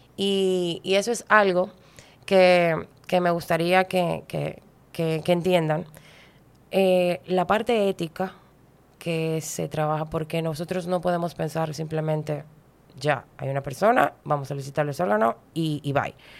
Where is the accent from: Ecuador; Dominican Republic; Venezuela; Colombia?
Dominican Republic; en mi país